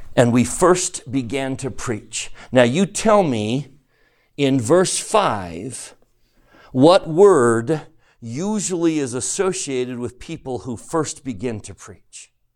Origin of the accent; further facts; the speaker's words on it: United States; I'm an American